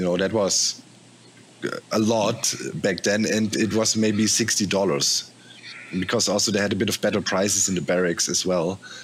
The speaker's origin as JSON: {"language": "English", "country": "Germany", "tie": "born or raised there", "said": "many major cities in Germany had Pershing 2 rockets stationed. My hometown too"}